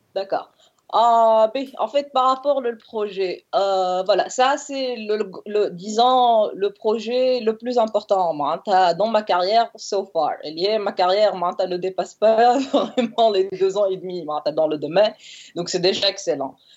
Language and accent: French; Tunisia; je suis tunisienne